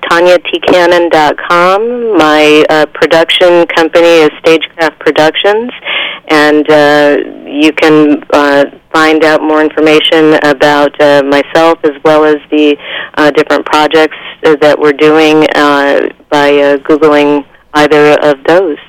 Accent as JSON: {"language": "English", "region": "East Coast", "country": "United States", "moved": "as an adult", "said": "I'm originally from the East Coast"}